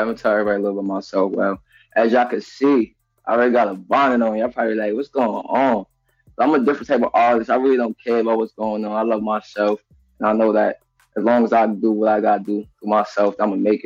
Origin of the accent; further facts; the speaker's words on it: New York City, New York, United States; I'm from Queens, Jamaica, Queens, Southside